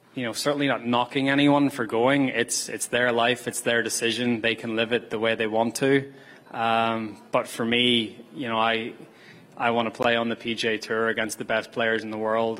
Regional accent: Canada; as a Canadian

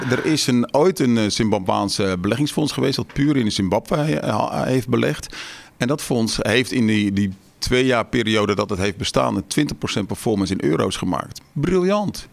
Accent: Westland, South Holland, Netherlands; ik kom uit het Westland

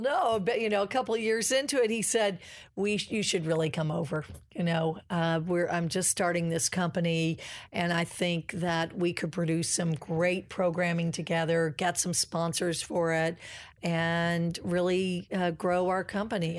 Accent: Kentucky, United States; moved away; I'm a country girl. Oh, my gracious. I'm from the Bluegrass Go-Cats

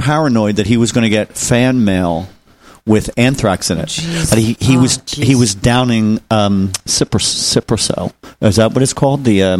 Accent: Philadelphia, Pennsylvania, United States; moved away as an adult; also born or lived in New York; I was born in Philadelphia. I was born in Philadelphia, raised in Philly, and then moved to New York when I was 18, and then started doing stand-up back in Philly, like in the 90s

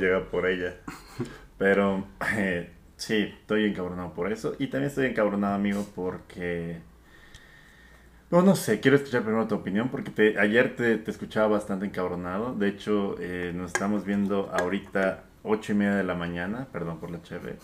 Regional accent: Mexico

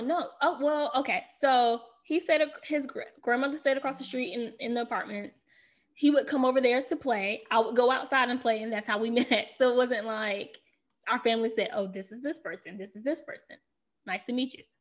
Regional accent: the South, United States; now in Washington, D.C., United States; I'm from the South

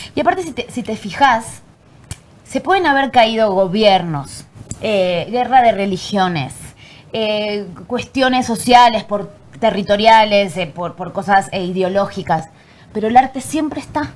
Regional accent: Argentina; moved away as an adult; now in Mexico; nací en Argentina y la verdad que mi infancia fue muy feliz

